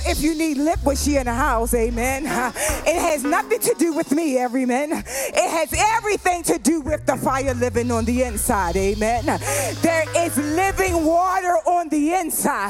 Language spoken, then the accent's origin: English; the South, United States; I'm from the South